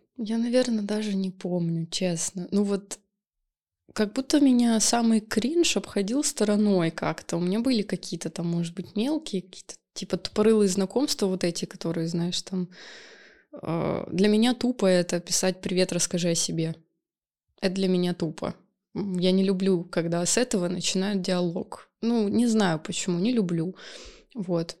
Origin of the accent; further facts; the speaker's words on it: Saint Petersburg, Russia; я из СПБ.